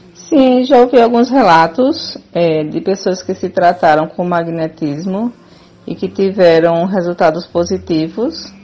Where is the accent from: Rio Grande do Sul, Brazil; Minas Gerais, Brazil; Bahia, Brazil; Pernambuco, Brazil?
Bahia, Brazil; Paulo Afonso; moved away as an adult; now in Aracaju, Brazil; Sou baiana de Paulo Afonso, cidade do interior, e vim morar em Aracaju